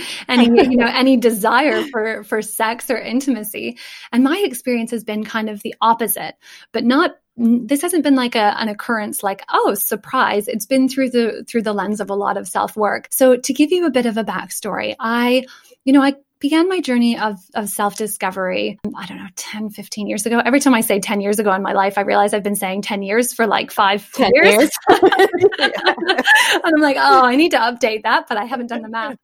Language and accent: English; Canada; moved away as an adult; now in England, United Kingdom; you can tell from my accent that I'm not English. I come from Canada